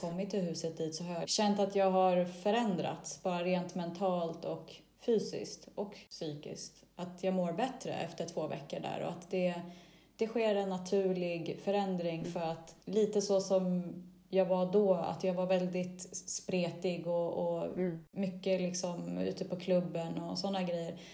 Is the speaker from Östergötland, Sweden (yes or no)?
no; Stockholm, Stockholm County, Sweden; moved away as an adult; now in Greece; jag inte kände att jag levde 100% lyckligt och fullt hemma i Sverige, i Stockholm